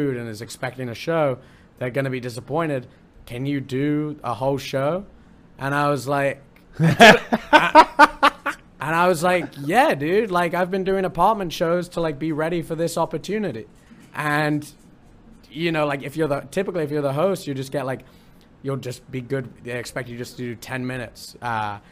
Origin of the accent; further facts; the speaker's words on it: United Kingdom; now in Columbus, United States; I'm British and I'm British and I'm in Columbus.